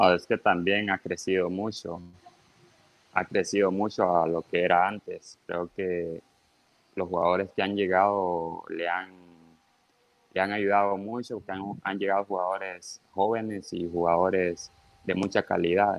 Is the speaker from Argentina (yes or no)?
no; Honduras; also born or lived in Tegucigalpa; me vine para el pueblo, a, a mi pueblo donde está mi mamá